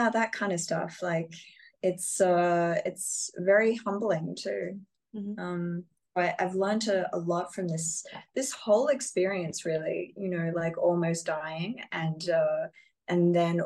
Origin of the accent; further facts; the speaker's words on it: Australia; particularly as an Australian, I'm so far away from normally